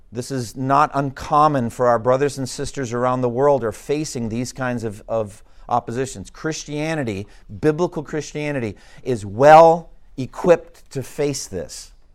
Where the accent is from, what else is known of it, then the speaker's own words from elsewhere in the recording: Massachusetts, United States; my home state of Massachusetts?